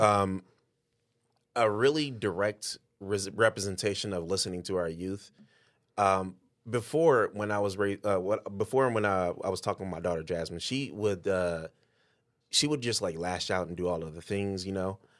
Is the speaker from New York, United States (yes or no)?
no; Detroit, Michigan, United States; now in Cedar Rapids, United States; I'm from Detroit